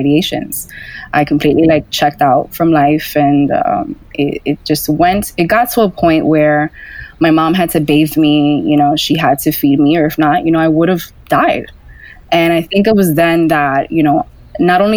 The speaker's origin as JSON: {"language": "English", "town": "New York City", "region": "New York", "country": "United States", "tie": "born or raised there", "said": "I grew up in Washington Heights, New York City"}